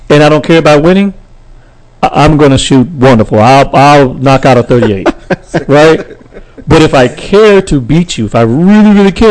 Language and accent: English; Texarkana, Texas, United States; now in Fort Worth, United States; I'm originally from Texarkana, Texas.